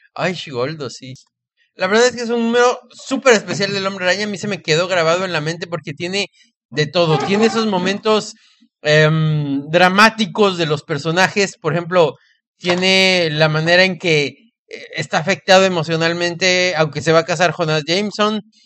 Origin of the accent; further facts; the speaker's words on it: Mexico; lo digo como mexicano